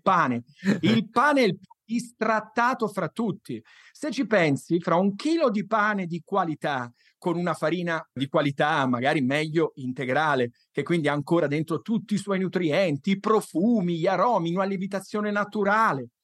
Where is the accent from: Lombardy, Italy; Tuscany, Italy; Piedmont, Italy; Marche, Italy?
Tuscany, Italy; io sono toscano